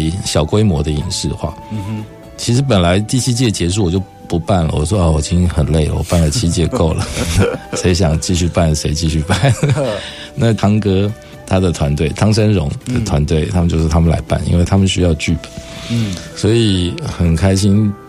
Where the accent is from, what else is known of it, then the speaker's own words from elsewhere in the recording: Taiwan; 我就是台湾人